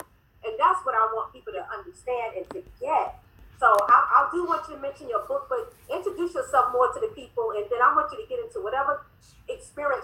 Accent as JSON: {"language": "English", "region": "New York", "country": "United States", "said": "we're the New York girls"}